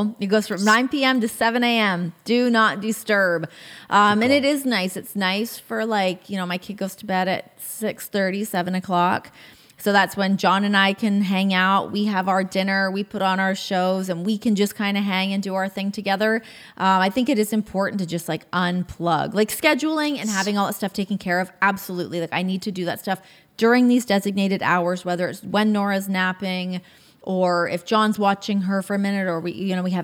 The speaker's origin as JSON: {"language": "English", "country": "Canada", "said": "as a Canadian"}